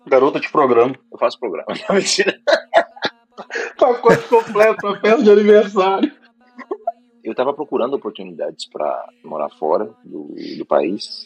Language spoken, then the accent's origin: Portuguese; Haiti; now in Estonia; Eu sou do Haiti. É lá uma, um país, uma ilha lá do, do Caribe, eu sou caribenho